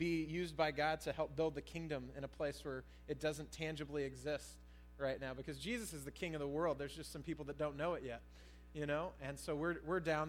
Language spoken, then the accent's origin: English; San Jose, California, United States; moved away as an adult; also born or lived in Colorado; I did most of my growing up in San Jose.